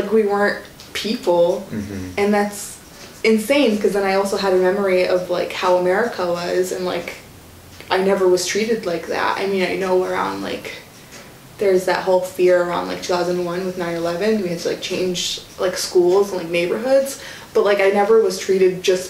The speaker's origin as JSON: {"language": "English", "town": "Jerusalem", "country": "Palestine", "tie": "born or raised there", "also_born_or_lived": "Nablus", "second_language": "English", "said": "I was born in Jerusalem, came back here when I was really young, but then, like, when I was in sixth grade, I went back to Palestine. I lived around Jerusalem area, but then, like, navigated around the cities in Nablus."}